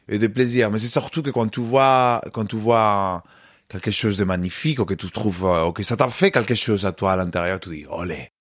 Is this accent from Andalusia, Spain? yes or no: yes; Córdoba, Andalusia, Spain; French is a second language; moved away; je suis né à Cordoue, j'ai grandi à Cordoue